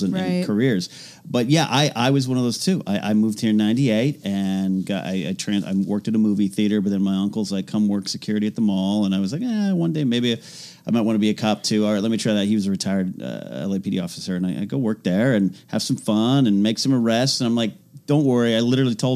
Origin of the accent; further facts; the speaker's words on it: Pismo Beach, California, United States; now in Los Angeles, United States; I grew up in Pismo Beach, literally halfway between two